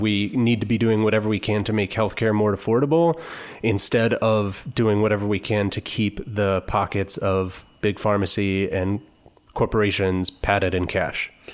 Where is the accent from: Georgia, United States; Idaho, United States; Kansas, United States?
Kansas, United States; Topeka; moved away as an adult; now in Kansas City, United States; I was born and raised in Topeka.